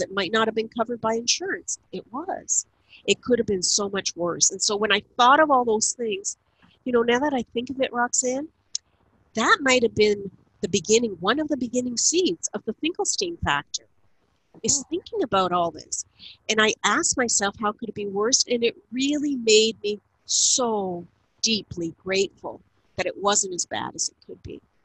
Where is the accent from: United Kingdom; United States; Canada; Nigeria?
Canada; Niagara Falls, Ontario; moved away as an adult; also born or lived in Ottawa; I lived in Ottawa for 31 years. I now live in Niagara Falls, where I grew up in the Niagara region